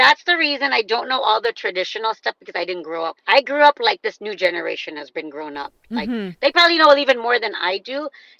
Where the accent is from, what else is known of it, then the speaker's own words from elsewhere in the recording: Leicester, East Midlands, United Kingdom; born there; now in United States; I was born in Leicester.